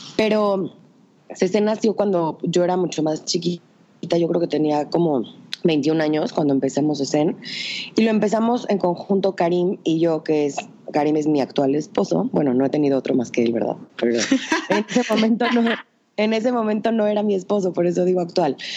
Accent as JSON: {"language": "Spanish", "town": "Tehuacán", "region": "Puebla", "country": "Mexico", "said": "Soy de Tehuacán, una ciudad muy chiquita, bueno, ni tan chiquita, pero este, una ciudad en el estado de Puebla"}